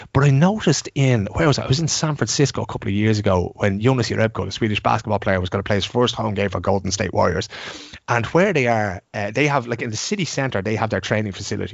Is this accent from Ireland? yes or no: yes; Ireland; as Irish people